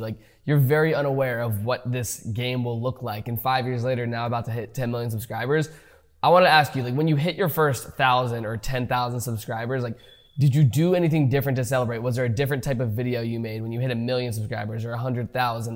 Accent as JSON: {"language": "English", "country": "United States", "tie": "born or raised there", "said": "I grew up in America"}